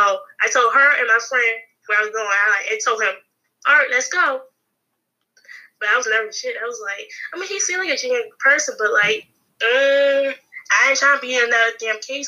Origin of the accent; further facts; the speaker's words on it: Capitol Heights, Maryland, United States; I'm from Capitol Heights